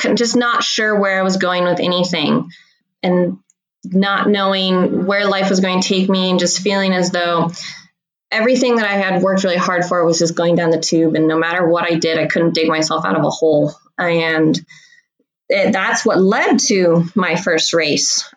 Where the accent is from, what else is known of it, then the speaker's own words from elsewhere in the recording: Hood River, Oregon, United States; I grew up in Hood River, Oregon